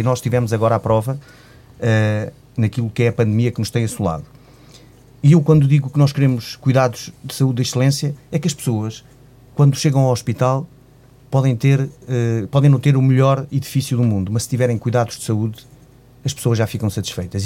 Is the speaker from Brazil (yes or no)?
no; Figueira de Castelo Rodrigo, Guarda, Portugal; eu sou natural de Figueira de Castelo Rodrigo